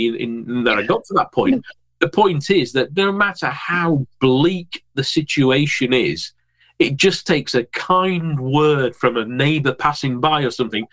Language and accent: English; Yorkshire and the Humber, United Kingdom; I'm a Yorkshireman.